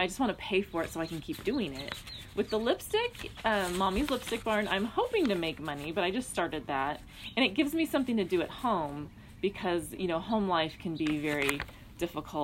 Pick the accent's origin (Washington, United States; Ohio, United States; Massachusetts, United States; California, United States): California, United States; Downey; also born or lived in Orange County, California / Hawaii; now in San Diego, United States; I was born in Downey, California. I grew up in that area most of my life